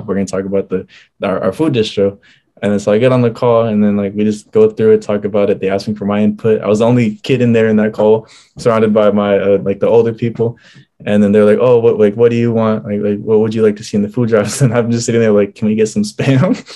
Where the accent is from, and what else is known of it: Federal Way, Washington, United States; born or raised there; also born or lived in Oregon